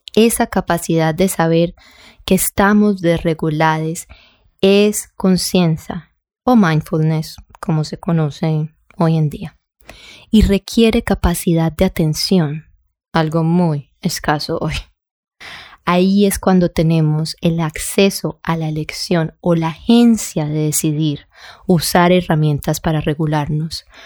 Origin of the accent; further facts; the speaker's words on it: Colombia; yo soy colombiana